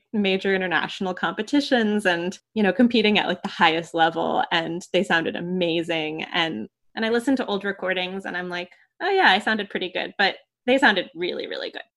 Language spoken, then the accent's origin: English; New York, United States; moved away as an adult; I grew up in New York, I went to a really small community music school